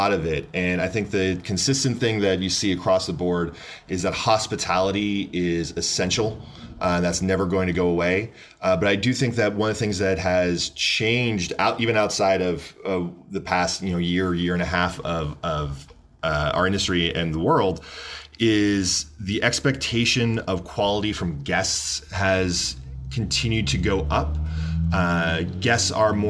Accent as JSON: {"language": "English", "area": "along Lake Erie", "region": "Pennsylvania", "country": "United States", "tie": "born or raised there", "also_born_or_lived": "Syracuse, New York", "moved": "as an adult", "lives_now": "Los Angeles, United States", "said": "I am originally from Pennsylvania. I grew up right along Lake Erie"}